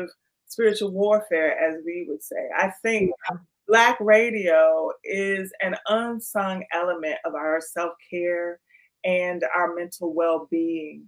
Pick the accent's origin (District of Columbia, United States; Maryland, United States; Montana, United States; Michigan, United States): District of Columbia, United States; Washington; my hometown of DC